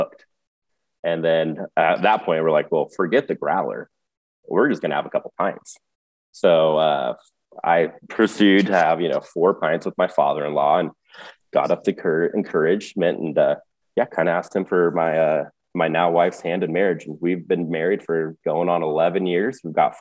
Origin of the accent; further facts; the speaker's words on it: near Chico, California, United States; now in Bend, United States; I grew up near Chico, California myself